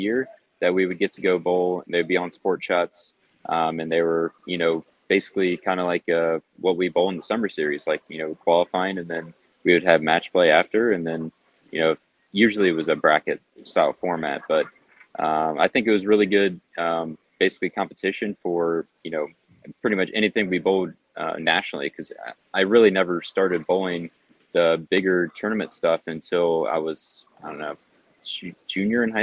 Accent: Springfield, Ohio, United States; I grew up in Springfield, pretty small town

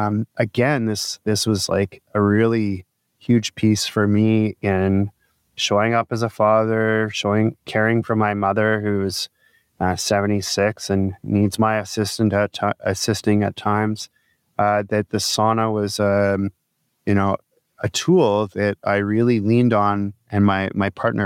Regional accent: Midland, United States; I had the opportunity to use sauna at the Y as a kid growing up in Midland.

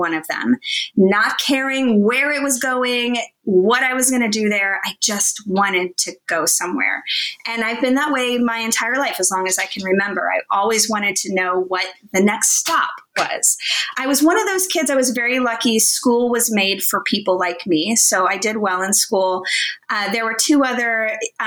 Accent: Bison, Kansas, United States; moved away; I grew up in Kansas in the middle of nowhere.

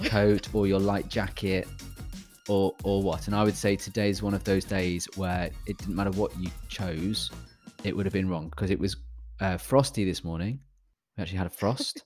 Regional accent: United Kingdom; I'm British

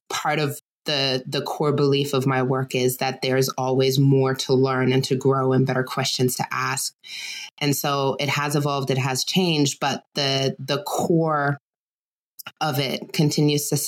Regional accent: Germany; and I grew up in Germany. I spent most of my time there. My dad was US military.

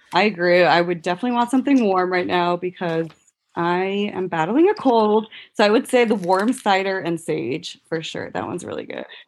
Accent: Puerto Rico; moved away; I'm actually from Puerto Rico.

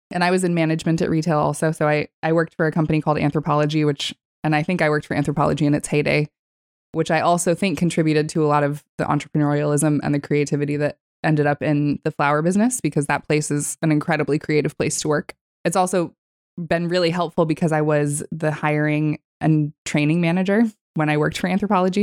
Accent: California, United States; moved away; also born or lived in Texas; I was born in Texas and actually primarily grew up in California. I lived in California from the age of ten until I was nineteen

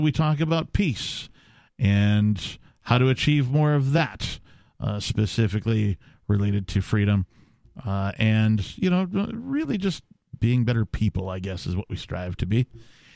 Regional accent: Wisconsin, United States; I'm from Wisconsin.

